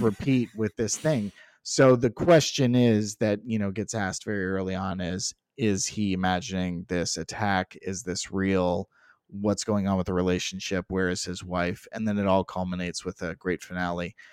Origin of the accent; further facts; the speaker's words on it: Southwest Florida, United States; where we grew up in Southwest Florida, there was the Edison